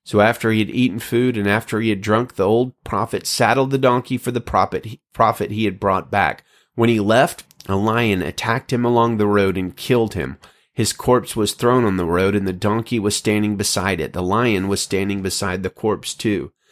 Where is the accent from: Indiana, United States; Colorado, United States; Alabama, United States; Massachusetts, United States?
Alabama, United States; now in California, United States; out here in California, unlike my home state of Alabama